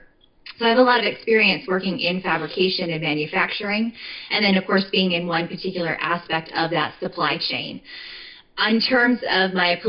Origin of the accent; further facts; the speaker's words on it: Phoenix, Arizona, United States; also born or lived in Western New York; I am born and raised in Arizona. I'm from Phoenix originally